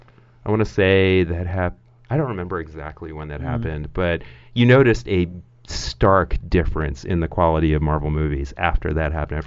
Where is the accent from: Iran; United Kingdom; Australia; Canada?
Iran; I'm Iranian